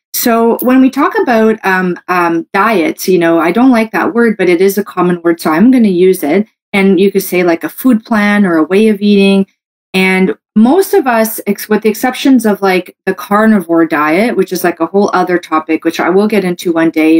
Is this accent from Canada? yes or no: yes; Canada; I'm a Canadian medical doctor